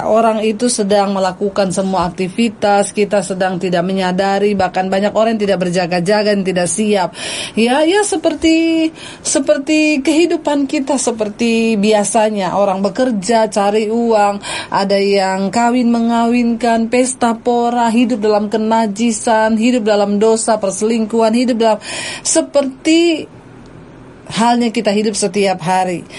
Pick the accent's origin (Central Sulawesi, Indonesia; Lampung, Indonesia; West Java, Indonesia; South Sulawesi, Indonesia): Central Sulawesi, Indonesia; Poso; born there; saya lagi ada di di kota Poso di tempat kelahiran saya